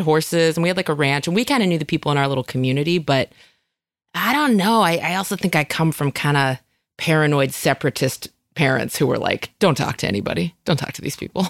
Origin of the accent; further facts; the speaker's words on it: Northern California, United States; moved away; also born or lived in Chicago; I grew up in Northern California